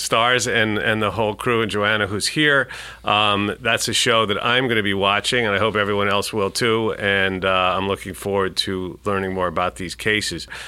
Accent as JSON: {"language": "English", "town": "New York City", "region": "New York", "country": "United States", "tie": "born or raised there", "said": "I'm a New Yorker, born and bred"}